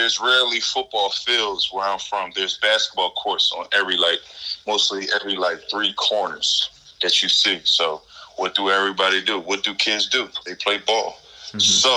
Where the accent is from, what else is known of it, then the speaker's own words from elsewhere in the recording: Philadelphia, Pennsylvania, United States; I'm from North Philadelphia. North Philadelphia is a rough environment.